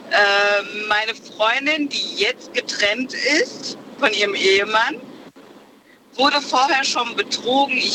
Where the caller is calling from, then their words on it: Siegen, North Rhine-Westphalia, Germany; Ja, hi. Äh, ich komme aus Siegen.